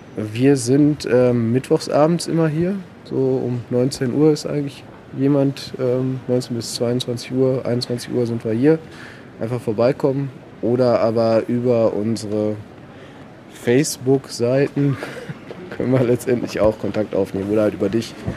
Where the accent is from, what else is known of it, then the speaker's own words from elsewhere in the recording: Paderborn, North Rhine-Westphalia, Germany; also born or lived in Hamburg / France / South America; bin Paderborner, habe dann äh, ein bisschen studiert in Hamburg und Frankreich, Südamerika, bin dann wiedergekommen nach Paderborn